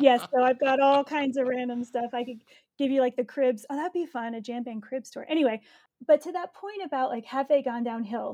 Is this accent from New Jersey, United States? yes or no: yes; New Jersey, United States; growing up in Jersey